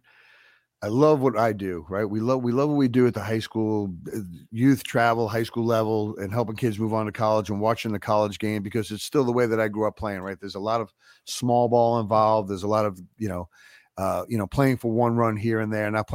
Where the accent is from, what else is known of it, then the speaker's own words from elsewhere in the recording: New York, United States; growing up in New York